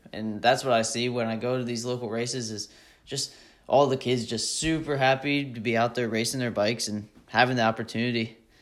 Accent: Mount Airy, Maryland, United States; I'm from Mount Airy, Maryland.

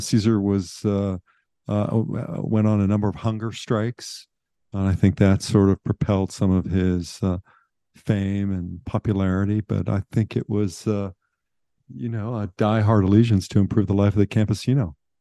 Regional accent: Pittsburgh, Pennsylvania, United States; moved away; I grew up in Western Pennsylvania.

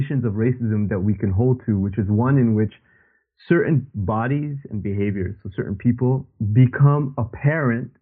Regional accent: Canada; now in United Kingdom; you and I, you know, people who are born and raised in Canada

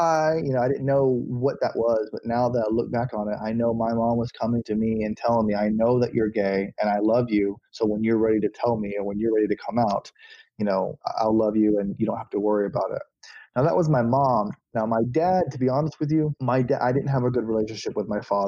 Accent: Auburndale, Florida, United States; also born or lived in Bartow, Florida; I was born in a small town in Central Florida called Bartow. And then I grew up in another small town called Auburndale

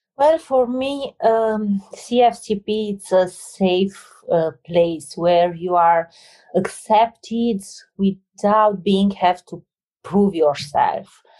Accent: Romania; moved away; I'm coming from Romania, a place with uh, a lot of hardship

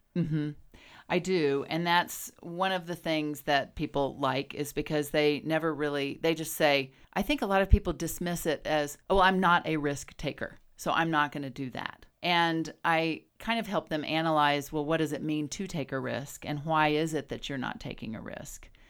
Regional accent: Texas, United States; also born or lived in Wyoming; now in Jackson, United States; I was raised in Texas

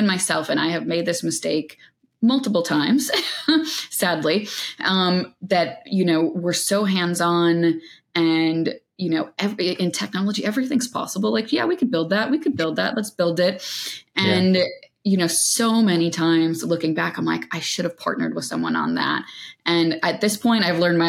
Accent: New York, United States; as a New Yorker

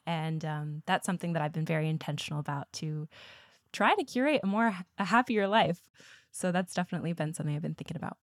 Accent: Midwest, United States; I'm from the Midwest, so good old Bible Belt. And definitely that was how a lot of my childhood and education was framed

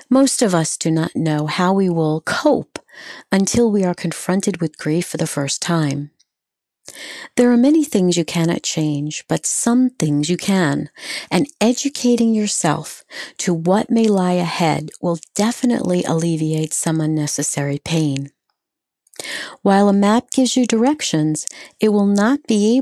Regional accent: New York, United States; also born or lived in Long Island / Pennsylvania; I grew up on Long Island and in New York, in the city

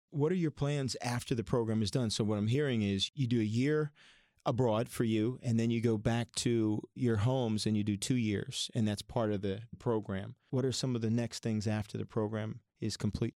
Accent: Philadelphia area, Pennsylvania, United States; now in Ohio, United States; I grew up in the Philadelphia area, and I'm, when I moved to Ohio

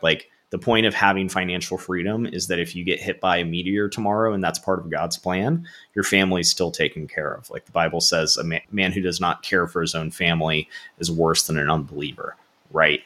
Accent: Florida, United States; born and raised in Florida, went to Florida State for college

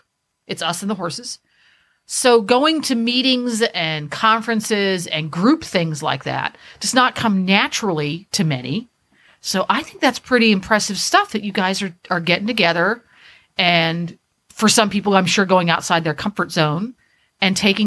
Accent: Central Pennsylvania, United States; I'm from Central Pennsylvania

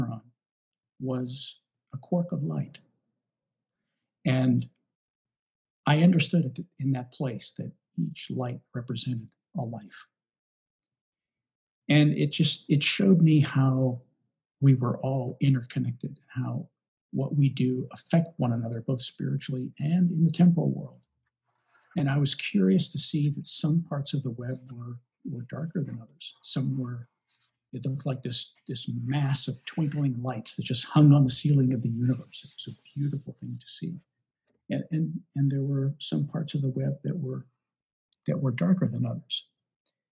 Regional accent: Western Pennsylvania, United States; I'm from Western Pennsylvania

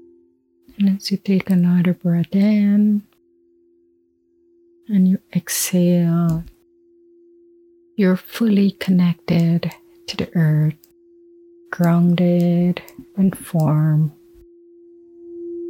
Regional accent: Guyana; moved away; even though I'm abroad, I never separate myself from my home country

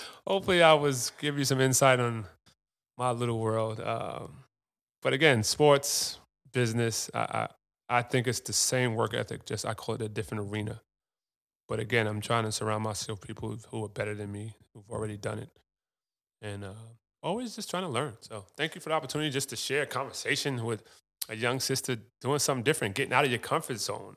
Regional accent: New York, United States; Ron Artest, so I grew up with in New York

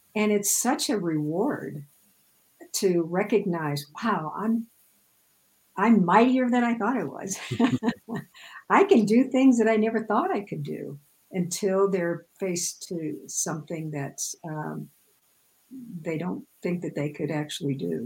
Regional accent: Midwest, United States; I grew up in the Midwest, so everything is flat as a pancake there

